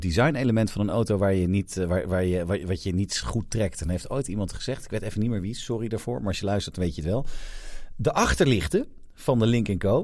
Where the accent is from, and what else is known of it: Netherlands